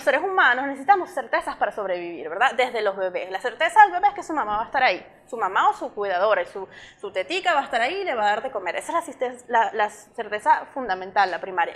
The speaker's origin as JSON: {"language": "Spanish", "country": "Venezuela", "moved": "as an adult", "lives_now": "Ireland", "said": "como diáspora venezolana"}